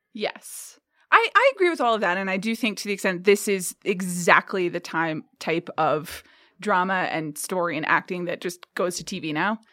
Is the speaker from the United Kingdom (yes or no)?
no; Atlanta, Georgia, United States; moved away; I grew up in Atlanta, Georgia